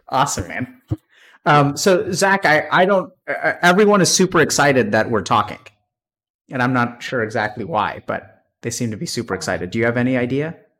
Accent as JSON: {"language": "English", "region": "East Texas", "country": "United States", "tie": "born or raised there", "also_born_or_lived": "Austin, Texas", "moved": "as an adult", "said": "I grew up in Texas, East Texas"}